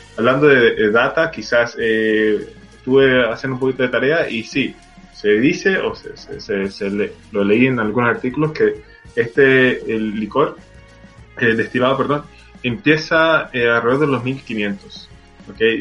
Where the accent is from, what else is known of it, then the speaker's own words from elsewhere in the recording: Venezuela; now in Chile; siendo venezolano